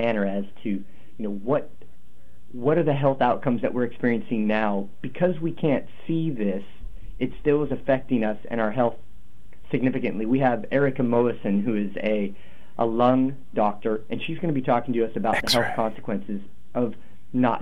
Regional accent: Portland, Oregon, United States; I'm from North Portland. I'm from the poorest neighborhood in North Portland.

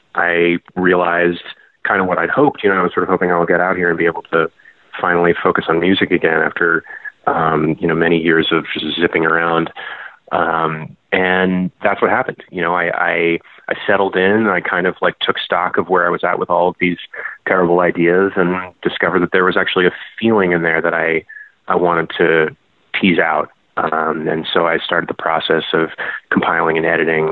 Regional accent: Boston, Massachusetts, United States; moved away as an adult; also born or lived in Providence, Rhode Island / New York; now in Portland, United States; I'm from Boston originally

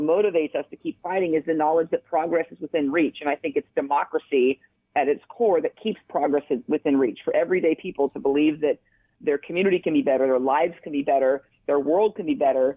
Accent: Eastern Oregon, United States; I grew up in Eastern Oregon, Duffer and the Dow

